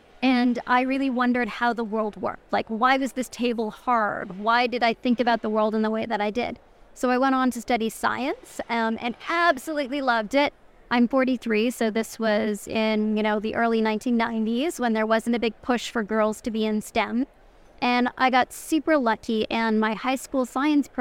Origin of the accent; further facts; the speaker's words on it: Toronto, Ontario, Canada; the streets of Toronto, like my hometown